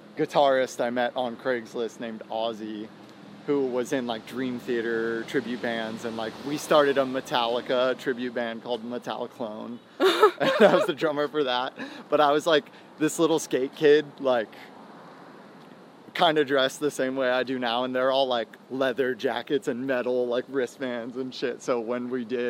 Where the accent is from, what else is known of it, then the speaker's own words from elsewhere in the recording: Temecula, California, United States; also born or lived in Auburn, Washington / New Jersey; now in Hollywood, United States; I've lived, like, most of my life in Temecula. I moved there when I was in, like, fourth or fifth grade from Auburn, Washington. So, like, I spent some time in Auburn, like, all my elementary school years, but I was born in Jersey